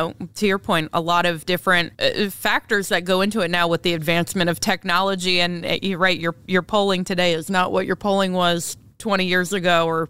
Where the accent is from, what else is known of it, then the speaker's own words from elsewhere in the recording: New York, United States; I'm from New York